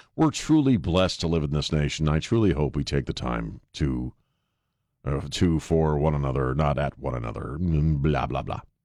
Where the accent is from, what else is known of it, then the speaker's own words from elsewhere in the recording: Bangor, Maine, United States; I grew up in Bangor